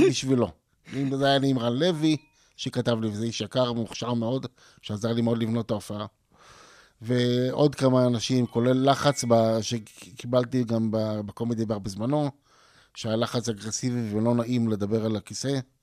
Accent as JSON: {"language": "Hebrew", "town": "Ramat HaSharon", "region": "Tel Aviv District", "country": "Israel", "tie": "born or raised there", "also_born_or_lived": "Hadar Yosef, Tel Aviv", "said": "גדלתי ברמת אביב, בהדר יוסף, ברמת השרון אחרי זה"}